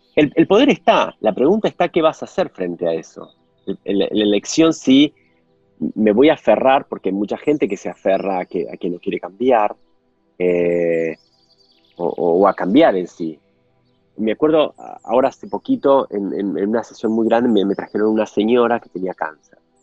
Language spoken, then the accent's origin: Spanish; Argentina; como argentino